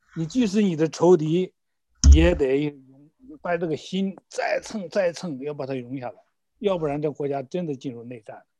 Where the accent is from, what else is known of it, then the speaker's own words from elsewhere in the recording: China; 我们中国人